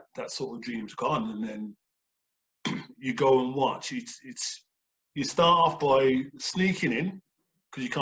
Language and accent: English; Birmingham, West Midlands, United Kingdom; moved away as an adult; now in Canada; it being Birmingham and being my hometown club